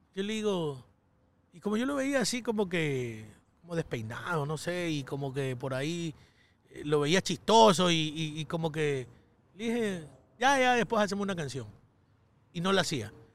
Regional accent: Ecuador; moved away as an adult; also born or lived in New York, United States; yo llegaba con un flow ecuatoriano

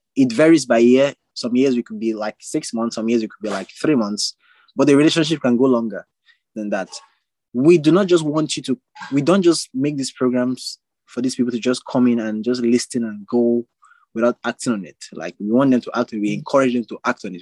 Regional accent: Calabar, Cross River, Nigeria; I'm from Nigeria.

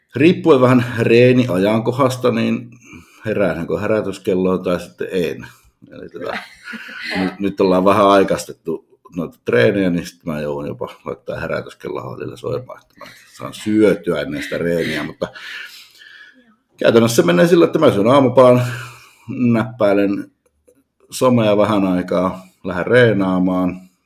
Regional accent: Utsjoki, Lapland, Finland; moved away; oon kotoisin pohjoisesta hyvin pienestä kylästä

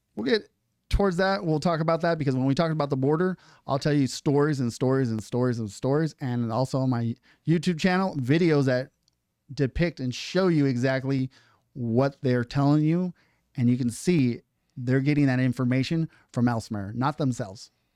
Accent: Seattle, Washington, United States; also born or lived in Brownsville, Texas / Port Orchard, Washington; now in San Luis, United States; I was born in Texas in Brownsville, where Myra Flores flipped. Uh, I was just born there. Um, lived almost all my life in Seattle, Washington

